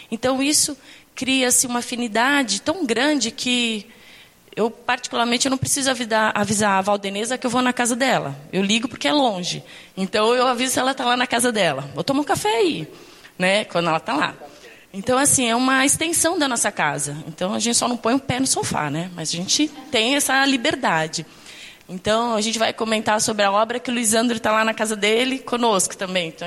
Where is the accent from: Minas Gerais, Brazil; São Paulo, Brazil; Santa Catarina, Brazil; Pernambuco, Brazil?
São Paulo, Brazil; Santos; nós estamos aqui há quatro anos. Nós viemos de Santos